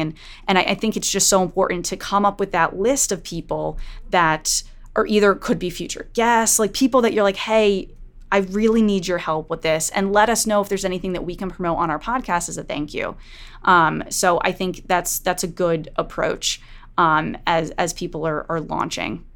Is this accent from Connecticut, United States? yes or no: yes; Connecticut, United States; in Connecticut, in the town next to my hometown